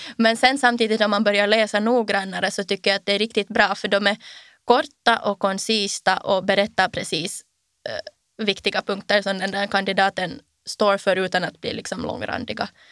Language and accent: Swedish; Ekenäs, Uusimaa, Finland; Jag kommer från Ekenäs och jag är 19 år gammal.